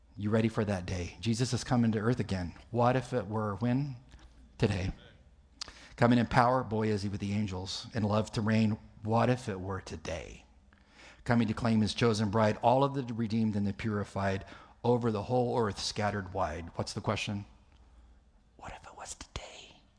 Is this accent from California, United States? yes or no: yes; California, United States; I'm from California.